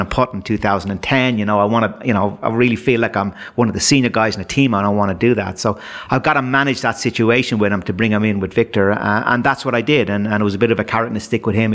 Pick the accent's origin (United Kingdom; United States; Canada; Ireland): Ireland; Dublin, Leinster; my days growing up in Dublin